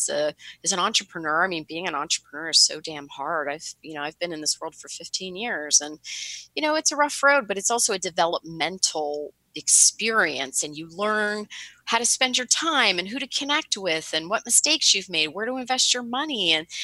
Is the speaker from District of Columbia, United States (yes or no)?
no; Pittsburgh, Pennsylvania, United States; now in Hoboken, United States; I'm in Hoboken, yeah, but I'm from Pittsburgh originally